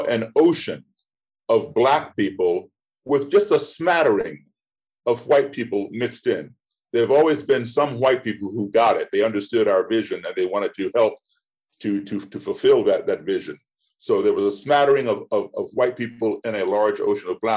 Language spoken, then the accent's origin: English; United States; also born or lived in Ethiopia / Ghana / Guinea / Senegal; I am an American, and this is my country